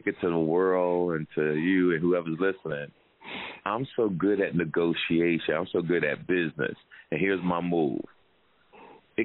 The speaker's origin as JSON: {"language": "English", "town": "Jersey City", "region": "New Jersey", "country": "United States", "tie": "born or raised there", "said": "St. Peter's from Jersey City, my hometown."}